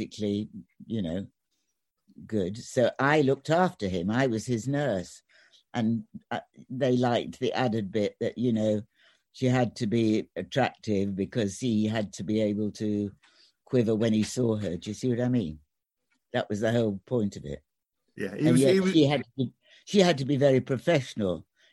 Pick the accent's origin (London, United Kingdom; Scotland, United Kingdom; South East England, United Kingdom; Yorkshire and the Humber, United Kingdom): Yorkshire and the Humber, United Kingdom; Sheffield; moved away; I was born in Sheffield